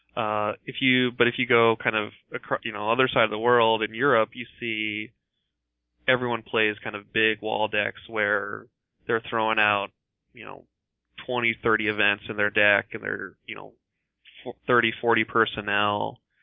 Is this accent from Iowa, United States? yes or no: yes; Iowa, United States; I grew up mostly in Iowa